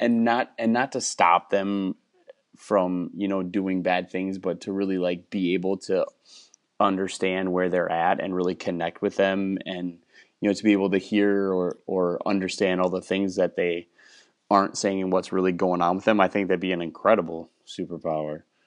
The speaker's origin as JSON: {"language": "English", "region": "Wisconsin", "country": "United States", "tie": "born or raised there", "also_born_or_lived": "Minnesota", "moved": "as an adult", "lives_now": "Texas, United States", "said": "I grew up in Wisconsin"}